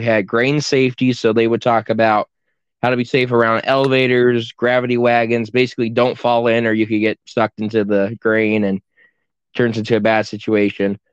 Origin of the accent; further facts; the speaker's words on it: Independence, Iowa, United States; I'm from the Independence FFA chapter from the Great Northeast District in Iowa.